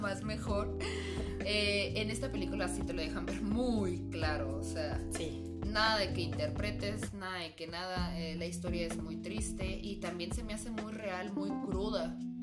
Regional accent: Tijuana, Baja California, Mexico; Aunque somos tijuanenses, no tengo ese acento Push.

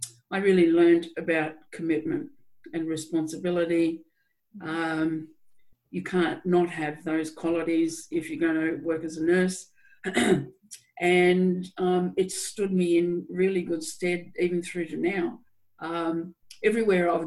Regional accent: New South Wales, Australia; I'm an Australian, born in New South Wales in Australia, in a rural town. And I had a pretty, I think, ordinary upbringing

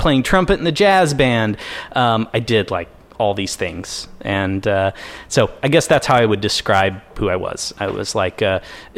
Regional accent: Bedford, Indiana, United States; moved away as an adult; I grew up in a town in southern Indiana called Bedford, Indiana.

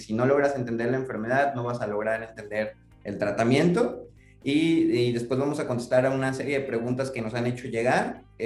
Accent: Mexico; como población mexicana

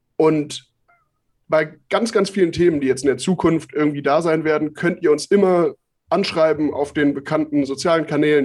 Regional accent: Mönchengladbach, North Rhine-Westphalia, Germany; also ich komme aus Mönchengladbach gebürtig

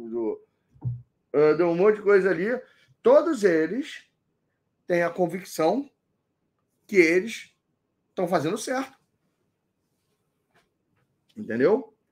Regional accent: Belém, Pará, Brazil; eu nasci em Belém do Pará. Eu nasci no norte do, do Brasil, eu sou paraense.

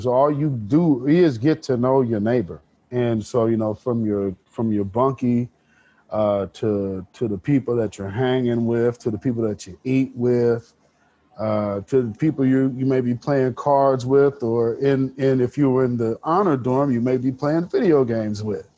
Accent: Portland, Oregon, United States; I'm born and raised North Portland

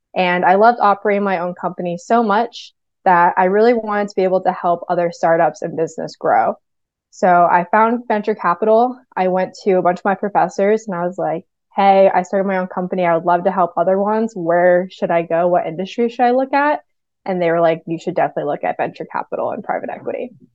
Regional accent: New Hampshire, United States; I'm from New Hampshire

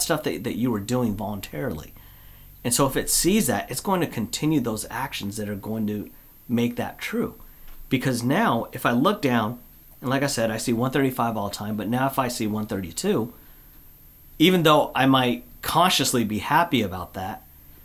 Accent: Olympia, Washington, United States; I grew up down in Olympia.

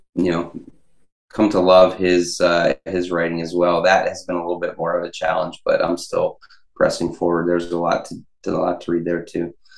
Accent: Pittsburgh, Pennsylvania, United States; I'm from Pittsburgh.

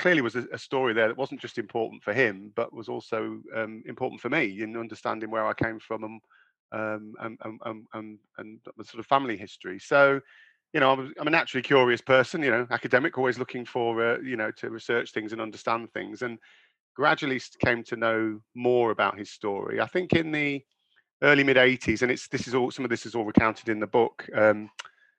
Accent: Lincolnshire, East Midlands, United Kingdom; also born or lived in United States; I grew up in England in the sort of 80s, 70s, 80s. In a small coastal town, Lincolnshire, on the east coast of England

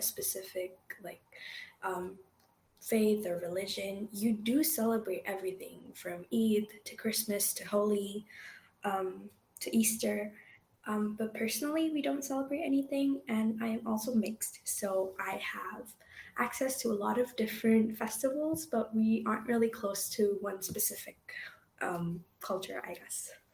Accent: Dubai, United Arab Emirates; now in Canada; I grew up in Dubai

